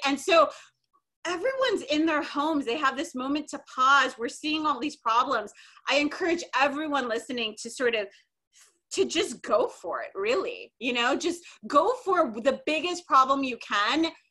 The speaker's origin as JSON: {"language": "English", "region": "Minnesota", "country": "United States", "tie": "born or raised there", "said": "I grew up in Minnesota"}